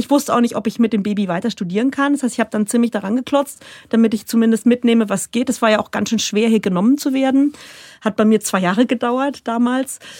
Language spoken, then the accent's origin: German; Rhineland-Palatinate, Germany; accent: Pfälzisch; first language Palatine German; now in Bavaria, Germany; bei uns daheim, ich komme aus der Palz